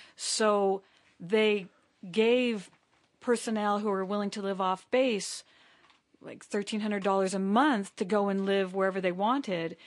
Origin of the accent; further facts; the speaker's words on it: Hawaii, United States; our homeland